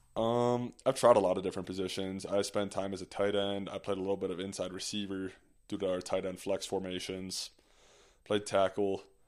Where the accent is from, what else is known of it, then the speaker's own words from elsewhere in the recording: Green Bay, Wisconsin, United States; moved away; also born or lived in Park City; Growing up in Green Bay